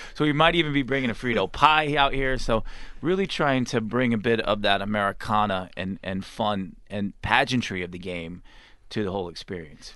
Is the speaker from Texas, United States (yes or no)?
yes; Texas, United States; I'm from Texas